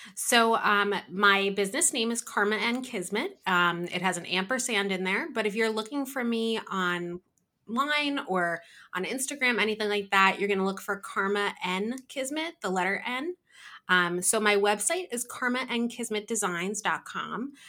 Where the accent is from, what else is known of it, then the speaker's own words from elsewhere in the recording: New Jersey, United States; I am from New Jersey, um, born and raised here